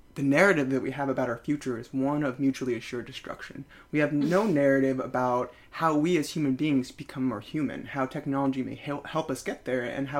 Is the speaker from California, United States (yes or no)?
yes; San Jose, California, United States; moved away as an adult; also born or lived in Great Barrington / Salt Lake City; now in New York City, United States; growing up in the Bay Area, I was the first person to have AOL like in the country because of where we were in San Jose, Silicon Valley.